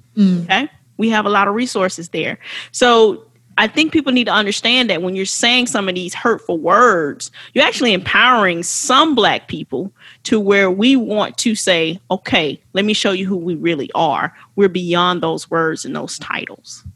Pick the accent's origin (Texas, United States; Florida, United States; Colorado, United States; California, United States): Florida, United States; West Palm Beach; I was born in West Palm Beach, Florida at St. Mary's Hospital